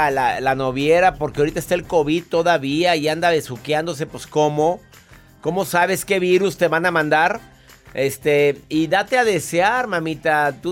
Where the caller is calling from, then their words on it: Colombia; soy de Colombia y escucho su transmisión por YouTube.